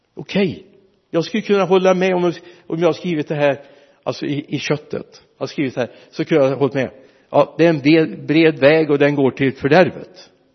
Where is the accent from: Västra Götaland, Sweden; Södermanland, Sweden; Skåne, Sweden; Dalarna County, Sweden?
Västra Götaland, Sweden; Mariestad; Vi hade 16 mil hemifrån Mariestad